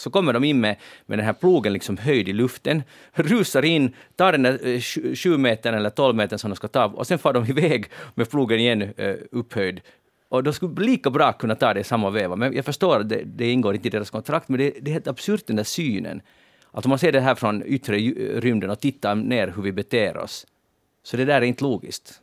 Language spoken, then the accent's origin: Swedish; Helsinki, Uusimaa, Finland; Annat än med oss helsingforsare, vi bräker inte